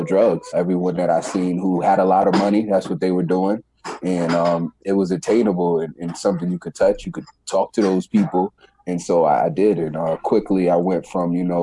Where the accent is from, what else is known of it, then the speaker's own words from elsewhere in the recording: New York City, New York, United States; I was born in the Bronx, New York. At a young age, my father passed away when I was around 9 years old, nine years old. From that point, we moved from New York City to upstate New York